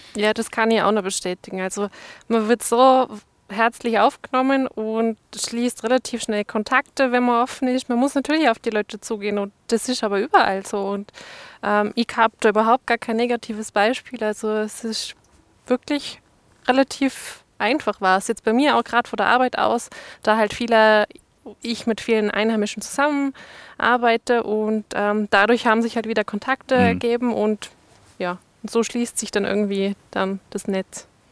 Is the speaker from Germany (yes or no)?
yes; Saarland, Germany; now in Montafon, Austria; Ich komme ursprünglich aus dem Saarland, also Südwesten Deutschlands